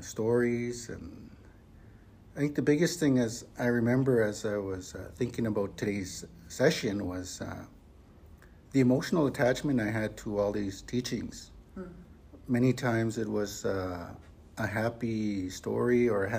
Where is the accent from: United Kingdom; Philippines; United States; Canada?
Canada; Frog Lake Cree First Nation, northeastern Alberta; I'm from the Frog Lake Cree First Nation in northeastern Alberta